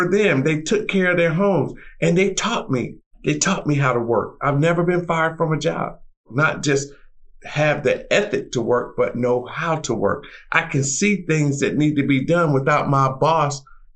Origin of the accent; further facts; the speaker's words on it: North Carolina, United States; I'm originally from North Carolina, and the farm that I was raised on